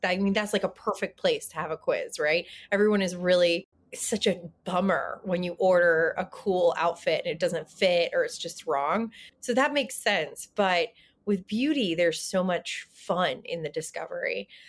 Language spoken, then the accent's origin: English; the South, United States; I'm from the South.